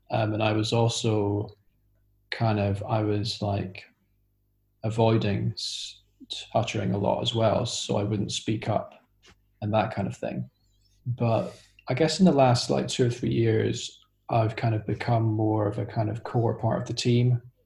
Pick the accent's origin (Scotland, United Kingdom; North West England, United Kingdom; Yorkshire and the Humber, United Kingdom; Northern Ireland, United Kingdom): Scotland, United Kingdom; now in London, United Kingdom; I'm currently living in London, although I'm originally from Scotland.